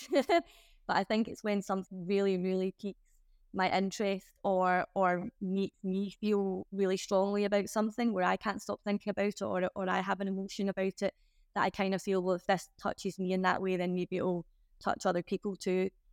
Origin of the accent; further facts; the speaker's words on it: Glasgow, Scotland, United Kingdom; I'm from Glasgow.